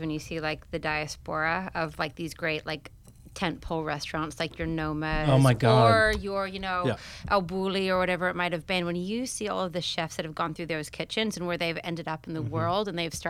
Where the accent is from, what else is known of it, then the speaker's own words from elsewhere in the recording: New Zealand; moved away; I grew up in New Zealand